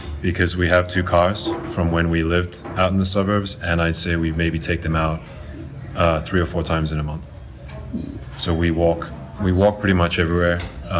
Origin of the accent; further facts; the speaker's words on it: Zimbabwe; now in Los Angeles, United States; I'm from Zimbabwe originally.